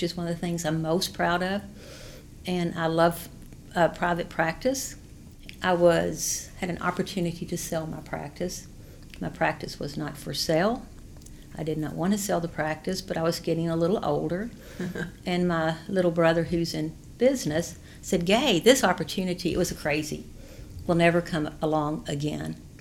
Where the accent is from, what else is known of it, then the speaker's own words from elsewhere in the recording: Hartford, Kentucky, United States; also born or lived in Madisonville, Kentucky / Louisville, Kentucky; I'm from Western Kentucky. I'm very proud of that. I'm from Hartford, Kentucky. I was born in Madisonville